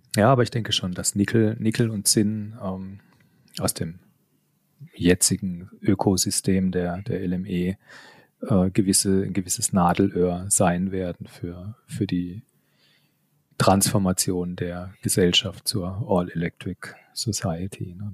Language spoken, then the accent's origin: German; Karlsruhe, Baden-Württemberg, Germany; Ich bin gebürtig aus Karlsruhe. Man hört es auch, glaube ich, immer noch so ein bisschen den, den Zungenschlag